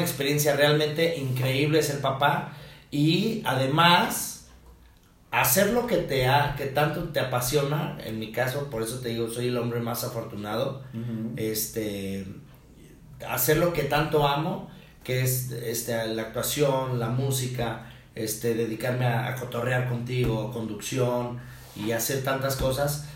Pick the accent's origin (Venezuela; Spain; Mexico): Mexico; Almoloya de Juárez, State of Mexico; en mi pueblo, que es al del Quisiras, mm del Quisiras, Estado de México